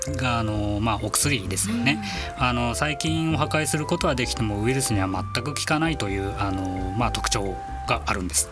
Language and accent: Japanese; Miyagi, Japan; moved away; 実家がちょっと東北の方のもんですから